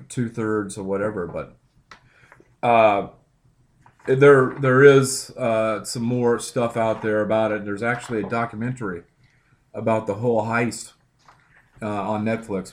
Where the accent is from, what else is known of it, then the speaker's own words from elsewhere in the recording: Midwest, United States; And then I grew up in the Midwest